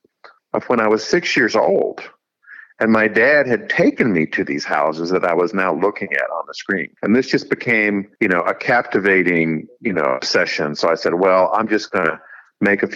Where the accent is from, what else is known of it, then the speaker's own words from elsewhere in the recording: Raleigh, North Carolina, United States; Raleigh, which is where I grew up in North Carolina